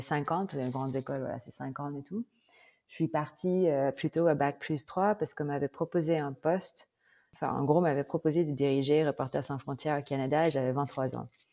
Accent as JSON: {"language": "French", "country": "Philippines", "also_born_or_lived": "Bordeaux, France", "second_language": "French", "moved": "as an adult", "lives_now": "France", "said": "Je, je suis, euh, philippine"}